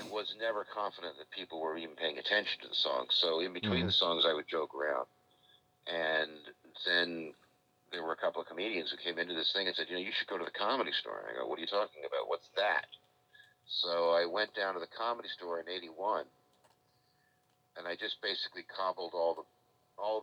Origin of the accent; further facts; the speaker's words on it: Beverly Hills, California, United States; I grew up in Beverly Hills, which was the showbiz town in the entire country, really